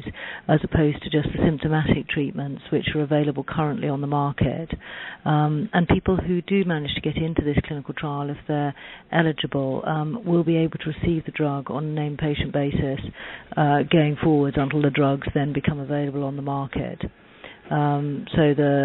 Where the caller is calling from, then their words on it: London, United Kingdom; I'm calling from Recognition Health in London.